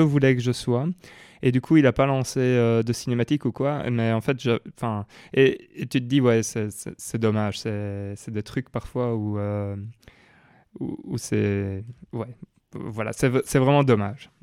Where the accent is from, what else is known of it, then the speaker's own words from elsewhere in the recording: Belgium; chez nous en Belgique